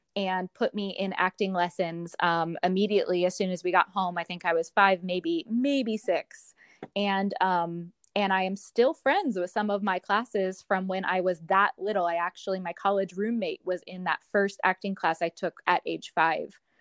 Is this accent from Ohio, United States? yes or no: yes; Columbus, Ohio, United States; moved away; my hometown of Columbus, Ohio